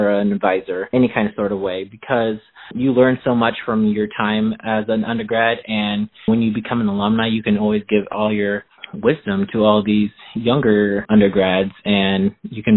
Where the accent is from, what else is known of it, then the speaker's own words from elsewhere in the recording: Midwest, United States; I grew up here in the Midwest, so I'm very comfortable and I'm very familiar with the area